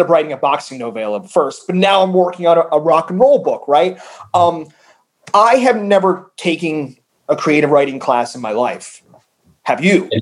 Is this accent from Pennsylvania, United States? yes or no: no; New Jersey, United States; moved away; also born or lived in New York; I grew up in North Jersey